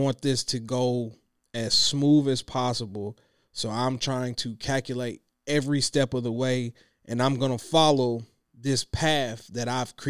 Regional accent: Clinton, United States; Girl, I'm from Clinton. Girl, we could have got married under the trussle. Shout out to my folks in Clinton who know what that is.

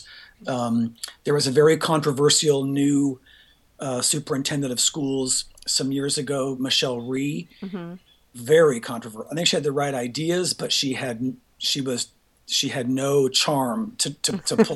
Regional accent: Pomona, California, United States; moved away as an adult; now in Washington, D.C., United States; I was born in Pomona.

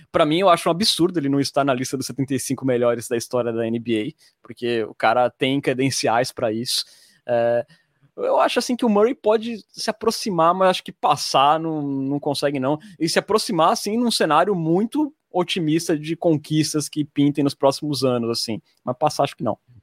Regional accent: Santos, São Paulo, Brazil; sou de Santos

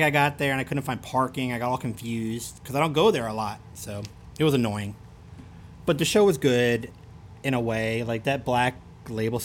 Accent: Baltimore, Maryland, United States; accent: Baltimore; With my strong accent from Baltimore. My Baltimore accent.

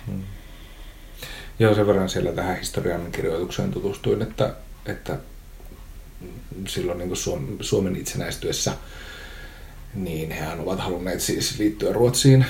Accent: Oulu, North Ostrobothnia, Finland; accent: Oulu dialect; mä oon siis oululainen, joten mä puhun murretta.

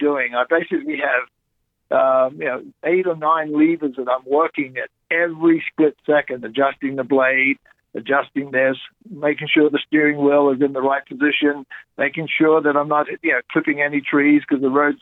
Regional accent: Great Barrier Reef, Queensland, Australia; moved away; as a kid growing up on the Great Barrier Reef, riding horses bareback on the beach when I grew up, learning how to go in outback of Australia

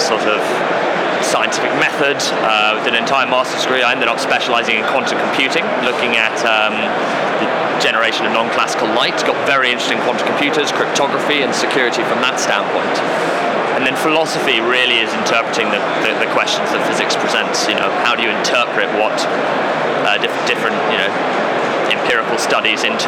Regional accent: London, United Kingdom; moved away as an adult; also born or lived in Bristol / South Wales; I grew up in Putney, just south of the river

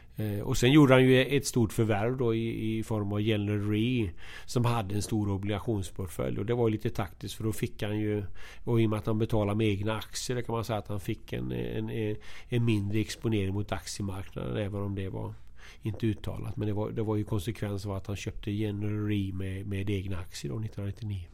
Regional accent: Alingsås, Västra Götaland, Sweden; moved away; also born or lived in Linköping; Jag kommer från Alingsås

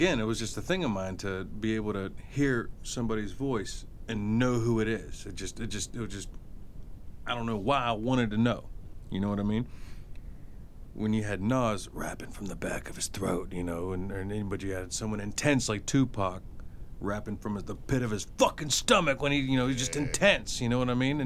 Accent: California, United States; growing up in California

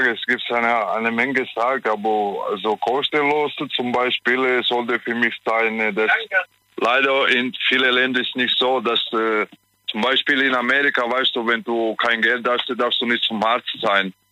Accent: Italy; German is a second language; ich bin Italiener, weißt

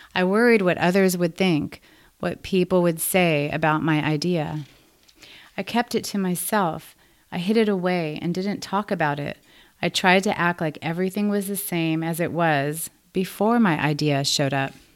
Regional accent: Los Angeles, California, United States; I was born and raised in Los Angeles.

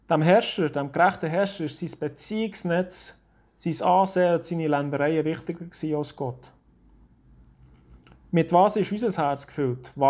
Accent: Oberdiesbach, Bern, Switzerland; In unserem Garten in Oberdiesbach, wo ich aufgewachsen bin, haben wir grosse, majestätisch schöne Tannen.

